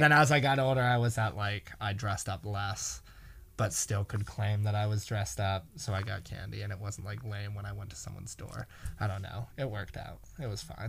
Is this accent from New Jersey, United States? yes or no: no; New York City, New York, United States; I grew up in Battery Park City, which is, like, the most neighborhoody area of all of Manhattan